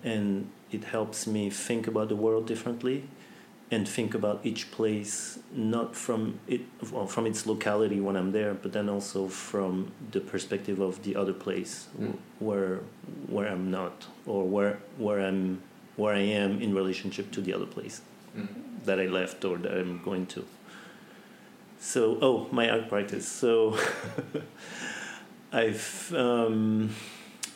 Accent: French Polynesia; also born or lived in United States; I grew up in Tahiti. I had the chance to be born in the US

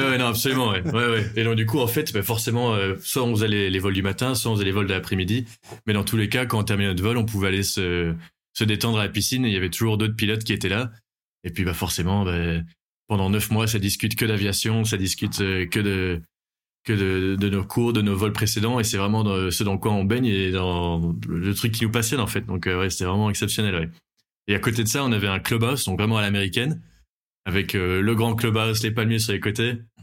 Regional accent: Belgium; moved away as an adult; now in Bordeaux, France; je viens de Belgique et j'habite à Bordeaux maintenant depuis 4 ans

